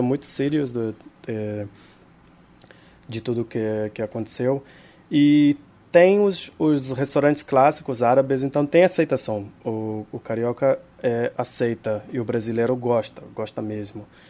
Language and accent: Portuguese; Israel; Portuguese is a second language; now in Rio de Janeiro, Brazil; Eu nasci em Israel